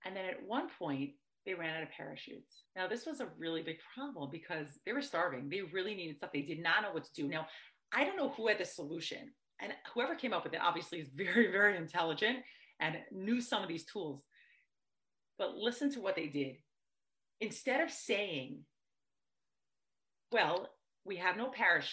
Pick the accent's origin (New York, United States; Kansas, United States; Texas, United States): New York, United States; I grew up in New York